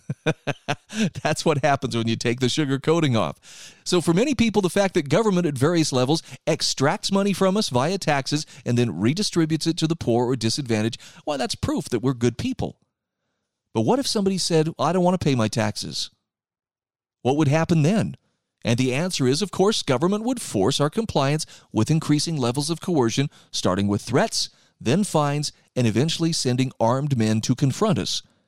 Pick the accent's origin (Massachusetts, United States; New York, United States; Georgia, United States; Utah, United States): Utah, United States; my home state of Utah